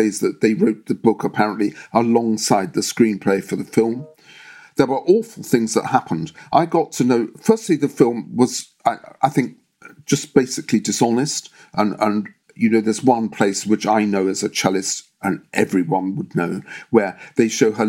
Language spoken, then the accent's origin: English; London, United Kingdom; when I was growing up in London